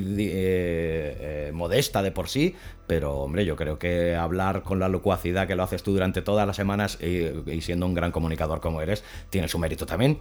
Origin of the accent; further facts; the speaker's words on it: L'Hospitalet de Llobregat, Catalonia, Spain; moved away; yo soy nacido en Hospitalet de Llobregat, aunque ya hace muchos años que no vivo allí